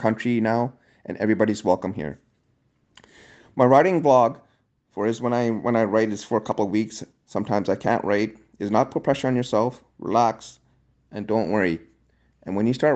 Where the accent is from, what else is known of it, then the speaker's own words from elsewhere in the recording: Vancouver, British Columbia, Canada; I'm a Canadian author from Vancouver, British Columbia